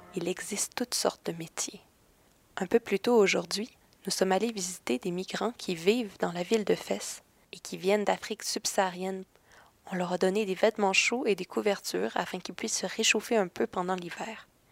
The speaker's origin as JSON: {"language": "French", "town": "Quebec City", "region": "Quebec", "country": "Canada", "said": "je viens de la ville de Québec, mais je suis présentement très très loin du Québec."}